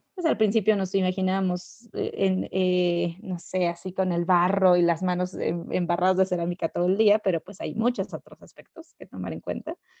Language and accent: Spanish; Ecatepec, State of Mexico, Mexico; moved away as an adult; also born or lived in Querétaro; yo nací en la Ciudad de México eh, y viví una gran parte de mi vida, bueno, pues toda mi, infancia, mi adolescencia en, la ciudad, en la plena ciudad. De hecho, eh, crecí en Ecatepec